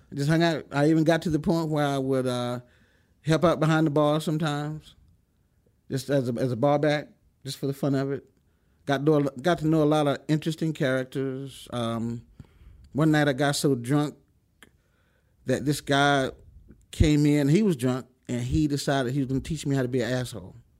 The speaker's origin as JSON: {"language": "English", "town": "Chase City", "region": "Virginia", "country": "United States", "tie": "born or raised there", "also_born_or_lived": "Lynchburg, Virginia / California", "moved": "as an adult", "said": "I grew up in a small town called Chase City"}